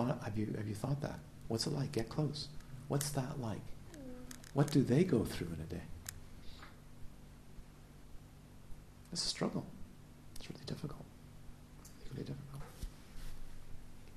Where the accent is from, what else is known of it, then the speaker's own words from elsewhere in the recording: Canada; also born or lived in Galiano Island, British Columbia; I'm Canadian